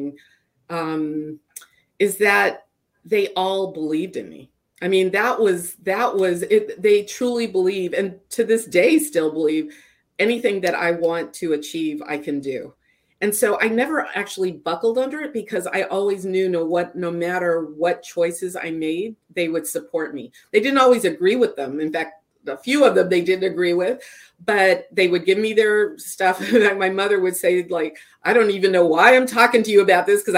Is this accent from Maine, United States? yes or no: no; Fayetteville, North Carolina, United States; growing up in Fayetteville, where everybody knew my parents